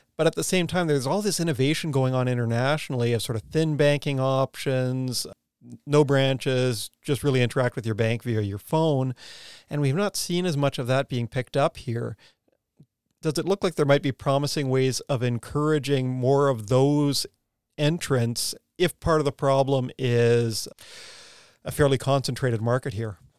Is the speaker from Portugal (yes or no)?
no; Canada; moved away as an adult; also born or lived in United States; now in New Zealand; I'm Canadian, go to grad school in the U S